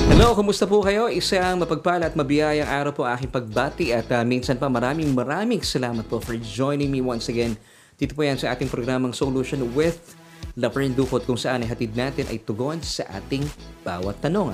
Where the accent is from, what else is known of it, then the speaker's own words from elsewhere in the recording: Philippines; ako bilang isang Pilipino